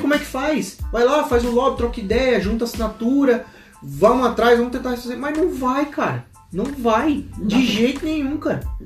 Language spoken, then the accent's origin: Portuguese; Brazil; A gente nasceu no Brasil, a gente é brasileiro